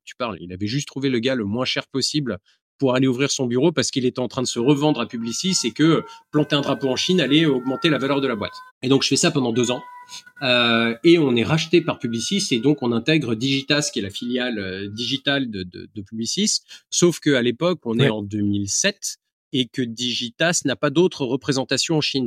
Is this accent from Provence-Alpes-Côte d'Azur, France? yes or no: yes; Aix-en-Provence, Provence-Alpes-Côte d'Azur, France; moved away; also born or lived in Marrakech / Lyon / Shanghai; je suis originaire d'Aix-en-Provence